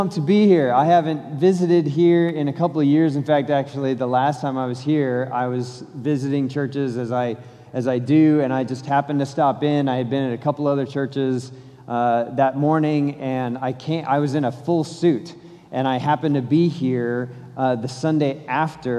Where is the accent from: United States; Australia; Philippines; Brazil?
United States; Colorado; So I'm from Colorado, I'm not from Texas.